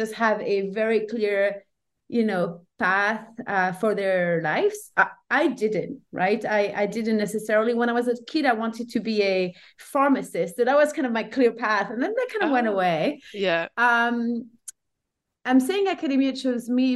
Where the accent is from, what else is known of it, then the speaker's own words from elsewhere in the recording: Brussels, Brussels-Capital Region, Belgium; English is a second language; moved away as an adult; now in Lausanne, Switzerland; So I'm based in Lausanne now. I'm originally from Brussels in Belgium.